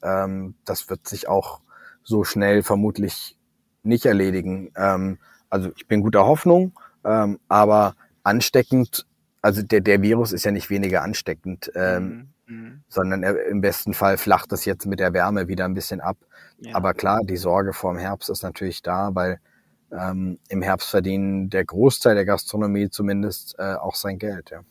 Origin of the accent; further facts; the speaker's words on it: Southern Germany, Germany; now in Hamburg, Germany; ich komme ja aus Süddeutschland, ich bin mit gutem Brot aufgewachsen